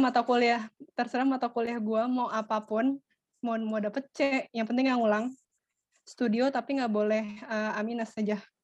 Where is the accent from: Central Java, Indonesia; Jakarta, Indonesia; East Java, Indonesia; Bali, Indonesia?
Jakarta, Indonesia; Jakarta Utara gue Utara